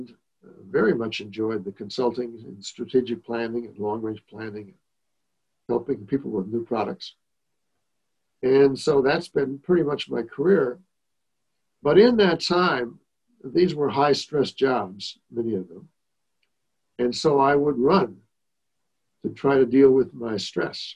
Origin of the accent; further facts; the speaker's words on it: Rosemount, Minnesota, United States; I grew up in Rosemount, which at the time I grew up there was a very little town